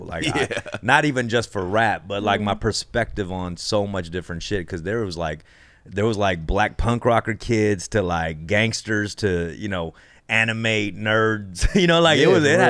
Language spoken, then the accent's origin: English; Los Angeles, California, United States; I'm like Koreatown.